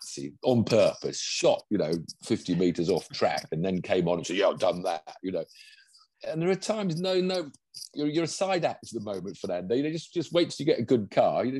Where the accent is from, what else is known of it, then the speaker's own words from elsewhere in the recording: United Kingdom; I'm British